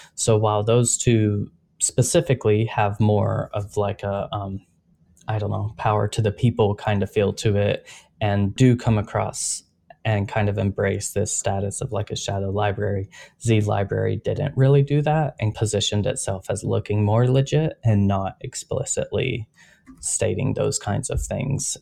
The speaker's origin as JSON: {"language": "English", "country": "United States"}